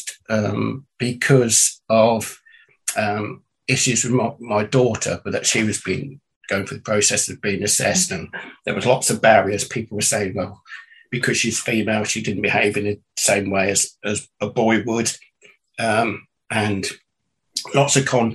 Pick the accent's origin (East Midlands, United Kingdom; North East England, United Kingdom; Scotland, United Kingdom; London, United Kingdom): East Midlands, United Kingdom; Northamptonshire; I'm from the UK, from England, and born and raised in Northamptonshire, which is the middle of England